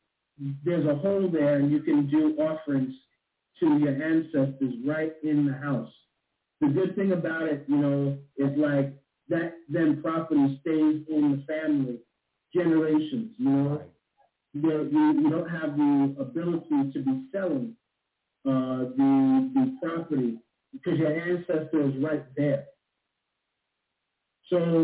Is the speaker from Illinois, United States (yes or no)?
no; New York City, New York, United States; Living and growing up in Staten Island, New York, we had the Standing Ground